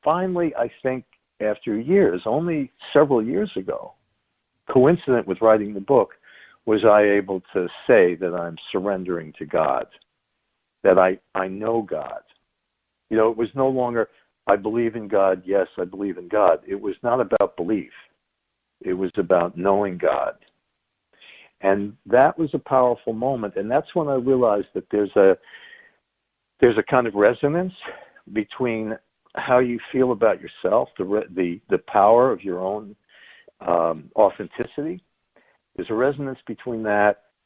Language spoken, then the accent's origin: English; Long Island, New York, United States; also born or lived in Chicago; I was born in New York on Long Island. Grew up in the 60s.